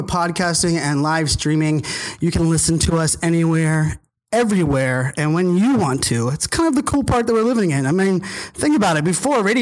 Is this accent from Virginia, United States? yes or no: yes; Virginia Beach, Virginia, United States; in high school, growing up in Virginia Beach